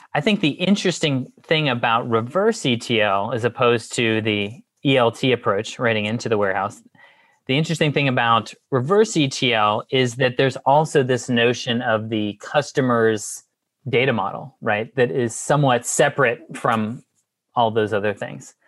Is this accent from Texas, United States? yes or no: yes; Houston, Texas, United States; also born or lived in Austin; I'm from Houston originally